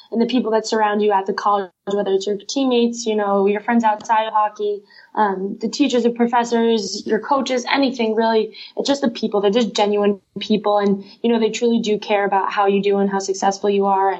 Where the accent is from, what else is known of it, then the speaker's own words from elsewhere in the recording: Albany, New York, United States; I grew up in Albany, New York